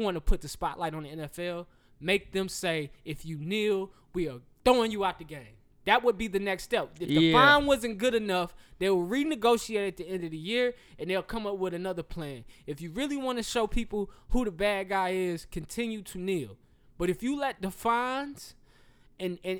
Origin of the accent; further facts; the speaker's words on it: the South, United States; I am from the South.